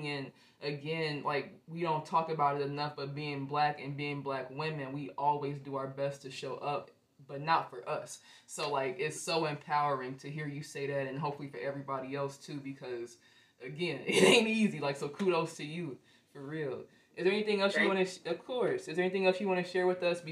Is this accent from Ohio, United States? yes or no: yes; Ohio, United States; also born or lived in Chicago; I was raised in Ohio